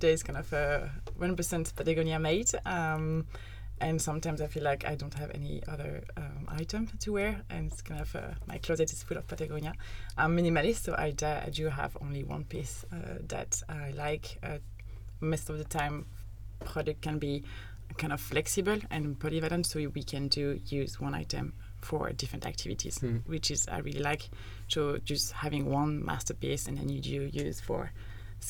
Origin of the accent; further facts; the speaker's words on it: Annecy, Auvergne-Rhône-Alpes, France; moved away as an adult; now in Netherlands; I come from Annecy, so an hour from Geneva, so literally in the mountains